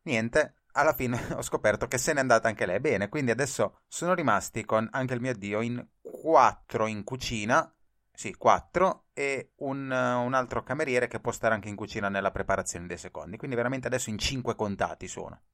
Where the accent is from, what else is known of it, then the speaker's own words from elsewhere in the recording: Italy; moved away as an adult; now in Tokyo, Japan; sarò costretto a tornare in Italia